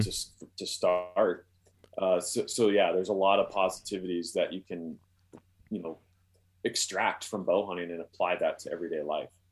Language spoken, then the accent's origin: English; Columbia Falls, Montana, United States; now in Wyoming, United States; I, I grew up, uh, in Columbia Falls outside Glacier Park